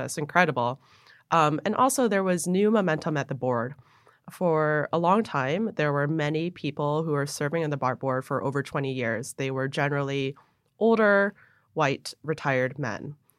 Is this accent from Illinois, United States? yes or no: no; Buffalo, New York, United States; moved away as an adult; also born or lived in Hong Kong / New Jersey; when I was 10, we moved up to Buffalo, New York, mm-hmm. where generally I say I grew up in Buffalo